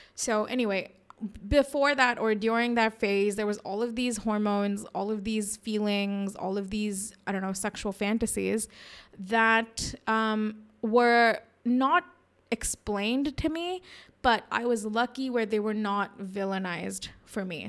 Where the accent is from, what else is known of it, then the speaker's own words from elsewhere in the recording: India; we, as Indian women